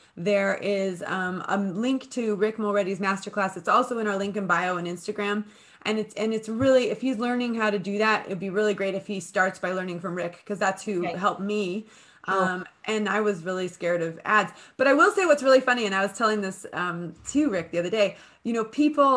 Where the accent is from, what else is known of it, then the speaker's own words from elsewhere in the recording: United States; now in United Kingdom; I'm American and I own a business in the UK